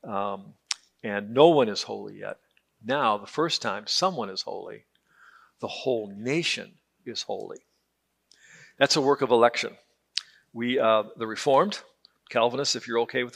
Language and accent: English; Detroit, Michigan, United States; I grew up in Detroit